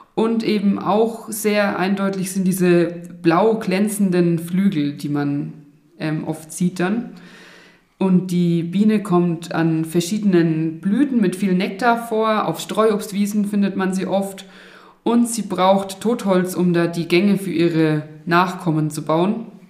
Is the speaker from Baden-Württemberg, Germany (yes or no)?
no; Oberelsbach, Bavaria, Germany; also born or lived in Erlangen / Karlsruhe; Ich bin in Oberelsbach aufgewachsen tatsächlich und hier auch zur Schule gegangen